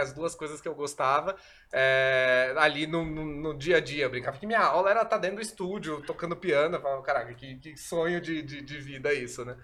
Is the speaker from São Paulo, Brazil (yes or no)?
yes; São Paulo, Brazil; sou daqui de São Paulo